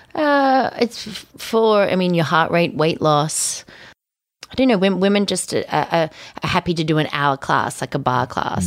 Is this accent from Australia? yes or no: yes; Australia; moved away as an adult; also born or lived in London / New York; growing up in Australia